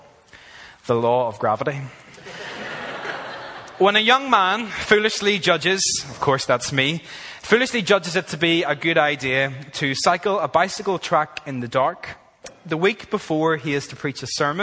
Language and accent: English; Ireland; moved away as an adult; now in Australia; I am from Ireland